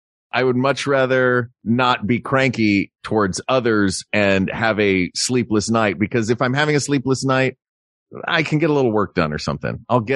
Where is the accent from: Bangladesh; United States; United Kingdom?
United States; the South; moved away; I grew up in the South.